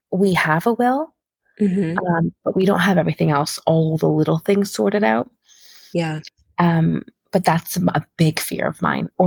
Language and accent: English; Qatar; I grew up in Qatar. A lot of my my the ways that I kind of live my life now are very um I think Qatar had a lot of influence on me